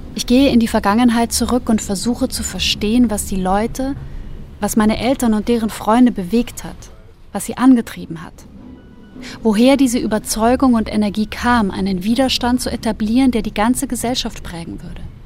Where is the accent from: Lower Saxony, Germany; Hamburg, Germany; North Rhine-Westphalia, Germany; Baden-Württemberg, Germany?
Lower Saxony, Germany; Wendland; born or raised there; moved away as an adult; now in Berlin, Germany